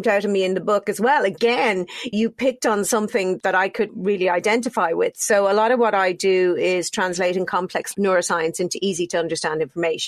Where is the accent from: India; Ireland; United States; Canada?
Ireland; born or raised there